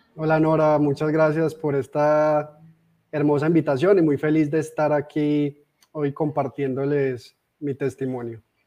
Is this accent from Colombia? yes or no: yes; Armenia, Quindío, Colombia; also born or lived in Medellín; soy de nacimiento de, de Armenia, Quindío, de esta hermosa tierra que actualmente vivo acá. Eh, sin embargo, estuve por más de 10 años viviendo en Medellín